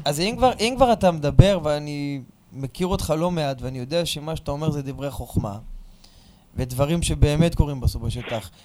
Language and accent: Hebrew; Kiryat Yam, Haifa District, Israel; אני מהקריות, אני מקריית ים